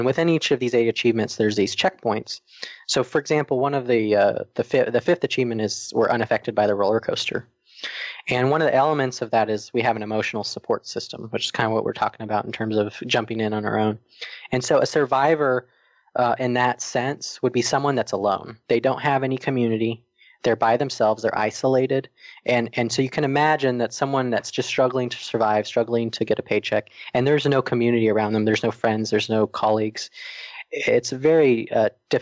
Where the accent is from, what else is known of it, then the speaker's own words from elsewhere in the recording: Arizona, United States; moved away as an adult; also born or lived in Atlanta, Georgia; we met in high school and we're actually both from Arizona